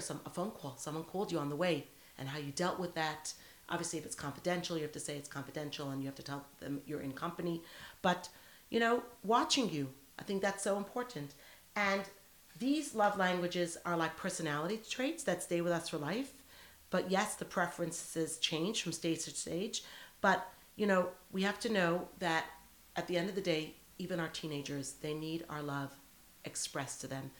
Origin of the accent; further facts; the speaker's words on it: United States; now in Sydney, Australia; I'm an American girl